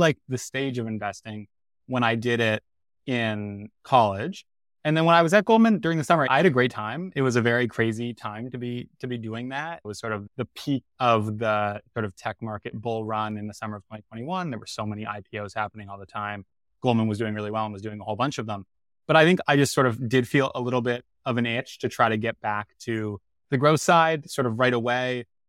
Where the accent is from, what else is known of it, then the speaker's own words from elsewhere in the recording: Toronto, Ontario, Canada; Did my undergrad at Penn, like Varun, and then I'm originally from Toronto.